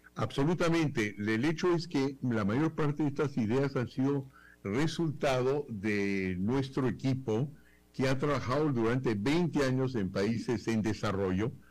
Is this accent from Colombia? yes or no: no; Peru; aquí en el Perú